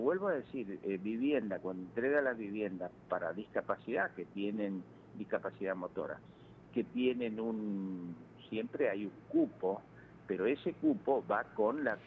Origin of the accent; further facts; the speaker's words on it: Malabrigo, Santa Fe, Argentina; now in Santa Fe, Argentina; yo soy de Malabrigo